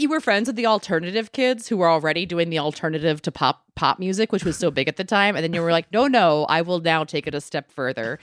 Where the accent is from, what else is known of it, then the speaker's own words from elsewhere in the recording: Maryland, United States; moved away; I'm from Maryland originally